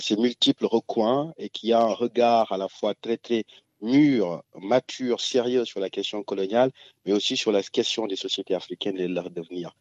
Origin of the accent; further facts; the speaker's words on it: Ziguinchor, Senegal; on partage en commun la région de Ziguinchor